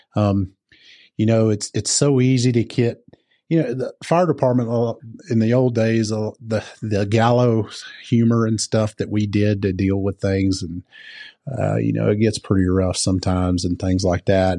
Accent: the South, United States; moved away as an adult; also born or lived in Georgia; now in Colorado, United States; I come from the South

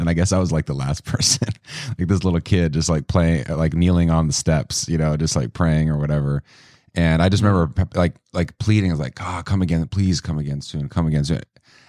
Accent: Lincoln, Nebraska, United States; born there; So I was born in the United States in Lincoln, Nebraska, right down in your turf. My grandma lived on South 49th Street.

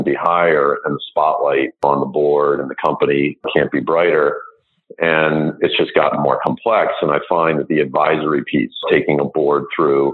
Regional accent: United States; I grew up outside of New York and wanted to get back to the New York area

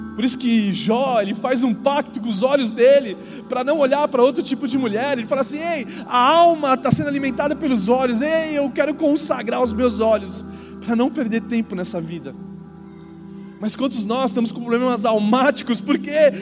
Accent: São Paulo, Brazil; now in Indaiatuba, Brazil; eu não era da cidade de Indatuba, eu nasci em São Paulo

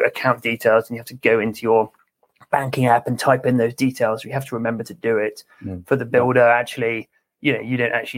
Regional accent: England, United Kingdom; if you can't tell from my voice, I'm from England

